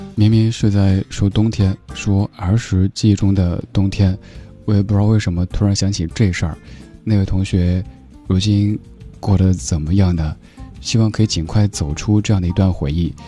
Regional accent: Sichuan, China; 我觉得作为一个四川人

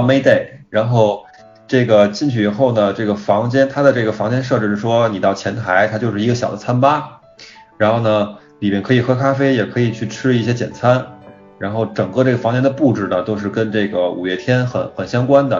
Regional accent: Beijing, China; 因为咱们都是北京人嘛

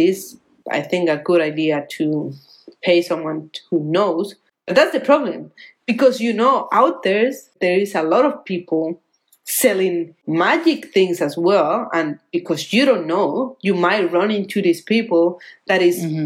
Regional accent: Colombia; English is a second language; moved away as an adult; now in Australia; I'm living now in Australia and I'm getting pesos from Colombia

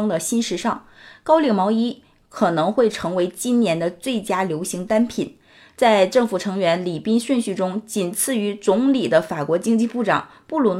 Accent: China; also born or lived in Tianjin; 就是我们中国人常见常说的那个光腿神器。

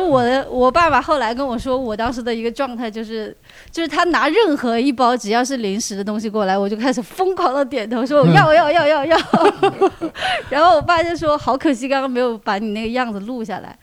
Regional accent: Huanggang, Hubei, China; moved away; 我一直在老家，我老家黄冈的

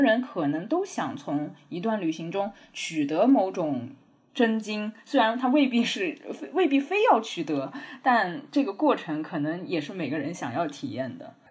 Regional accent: Jiangnan, China; moved away; 我老家是在江南的乡下

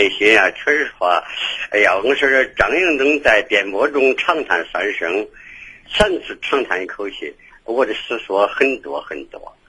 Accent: Henan, China; accent: Henan dialect; 我原籍是河南人。

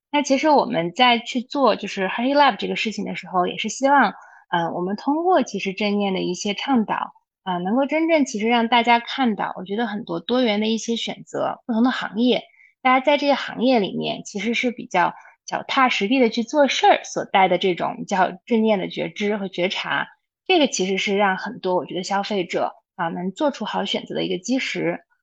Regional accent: Xinjiang, China; moved away; 我小时候是在新疆长大的

